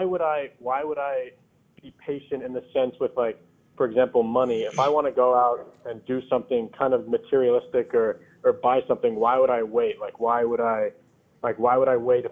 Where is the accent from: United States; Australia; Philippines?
United States; Rochester, New York; I'm from Rochester, New York